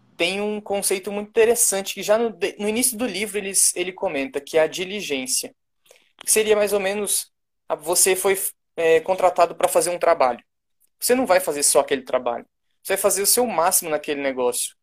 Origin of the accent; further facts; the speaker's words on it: Brasília, Federal District, Brazil; also born or lived in Goiânia; eu sou de Brasília